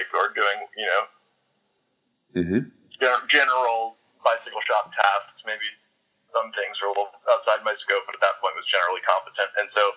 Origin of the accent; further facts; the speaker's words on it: Winston-Salem, North Carolina, United States; also born or lived in Pennsylvania; when I was 11 years old, I moved to North Carolina from Pennsylvania.